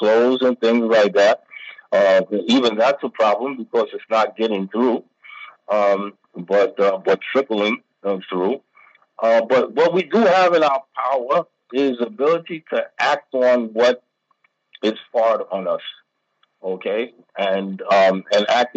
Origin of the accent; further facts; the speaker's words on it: United States; now in Pakistan; I'm American